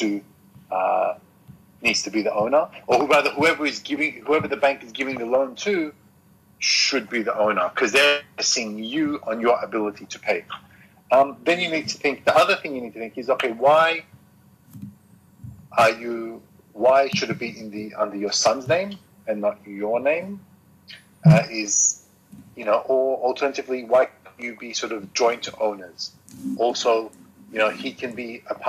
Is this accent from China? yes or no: no; Australia; now in Japan; So I'm from Australia